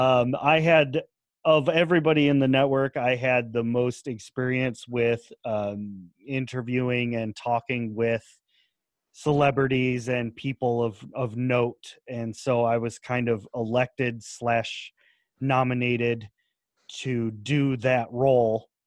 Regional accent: United States; accent: American; my American accent

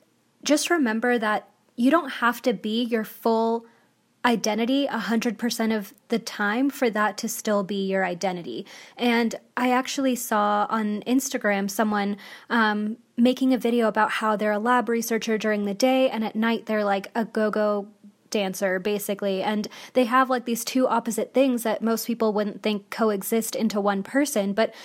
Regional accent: India; So I'm Indian, and I'm just going to talk about, you know, my experience being Indian

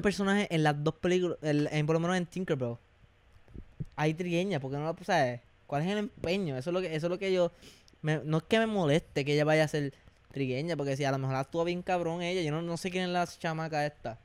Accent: Puerto Rico; como boricuas

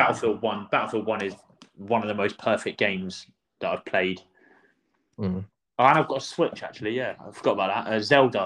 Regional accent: Croydon, London, United Kingdom; Yeah, well, I grew up in Croydon. I like my garage music and the … all of that.

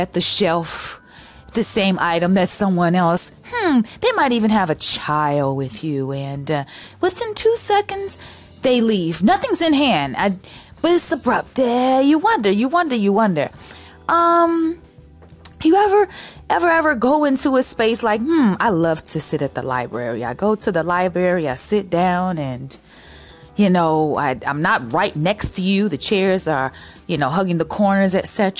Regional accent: Chicago, Illinois, United States; I'm from Chicago. I'm from a major city

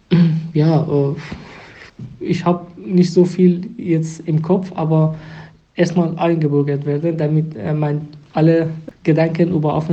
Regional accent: Afghanistan; German is a second language; now in Duisburg, Germany; ich bin immer noch äh, eine Afghane. Ich bin von dahin gekommen, habe ich viele Freunde da, Bekannte, meine Muttersprache, meine Kindheit.

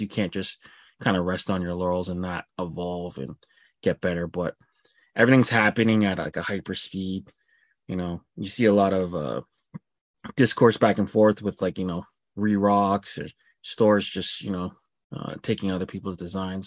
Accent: Canada; me being Canadian

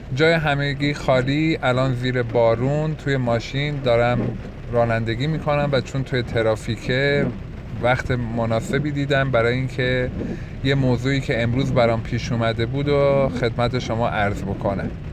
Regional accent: Yazd, Yazd Province, Iran; moved away as an adult; توی همون یزد خودمون باید یه رشته ای را انتخاب بکنم

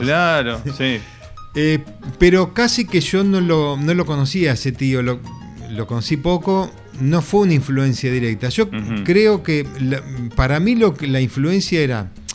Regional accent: Lincoln, Buenos Aires Province, Argentina; yo empecé a tocar en una, en una orquesta de bailes en, mi pueblo, que era el Lincoln, provincia de Buenos Aires

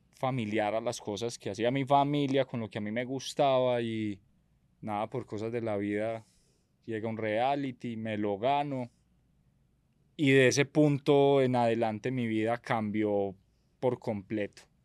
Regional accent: Medellín, Antioquia, Colombia; Vengo de una familia de comerciantes del Hueco, de Medellín

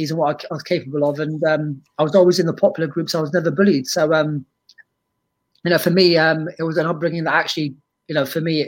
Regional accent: London, United Kingdom; also born or lived in Lebanon; as a kid growing up in North London

